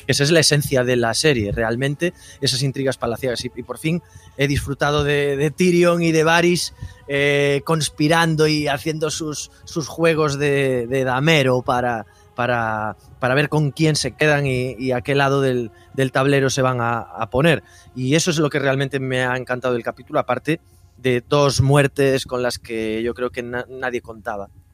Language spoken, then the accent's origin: Spanish; Galicia, Spain; al ser de Galicia, podríamos decir que soy un como de las Islas de Hierro